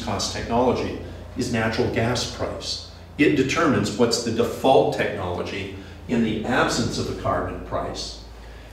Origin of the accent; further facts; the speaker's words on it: Indiana, United States; I'm from Indiana, and that's right here.